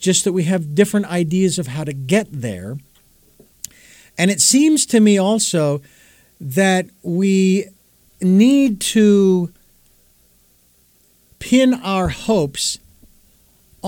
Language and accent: English; Phoenix, Arizona, United States; now in Santa Barbara, United States; I've lived in Phoenix. It's not what it used to be anymore, so it's not really my hometown